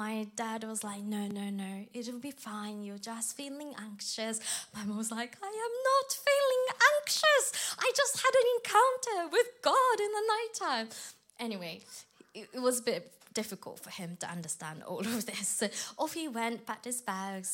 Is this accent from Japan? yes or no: yes; Japan; moved away; I grew up in Japan, where it's less than 1% Christianity